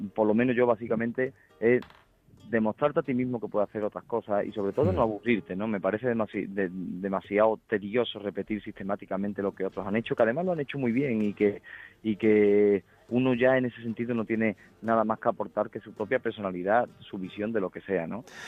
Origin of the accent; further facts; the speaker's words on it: Huelva, Andalusia, Spain; yo soy del Recreativo de Huelva